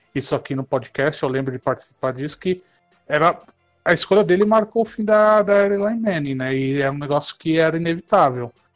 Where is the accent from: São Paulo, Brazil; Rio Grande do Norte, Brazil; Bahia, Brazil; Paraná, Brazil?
São Paulo, Brazil; Eu sou aqui de São Paulo